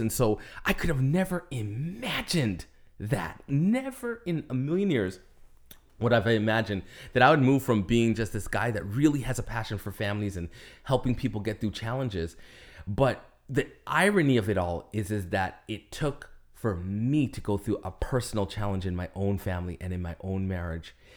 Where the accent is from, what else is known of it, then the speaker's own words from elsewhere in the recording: Canada; moved away as an adult; now in Florida, United States; I am a Canadian resident